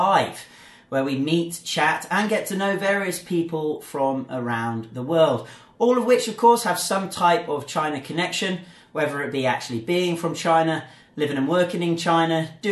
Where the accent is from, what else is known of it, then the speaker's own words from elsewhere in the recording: England, United Kingdom; I'm from England